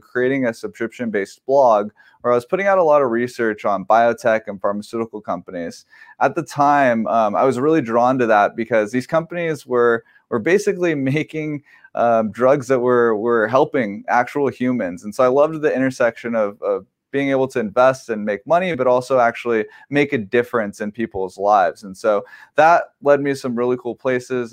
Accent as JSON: {"language": "English", "region": "Southern California", "country": "United States", "tie": "born or raised there", "said": "I grew up here in Southern California"}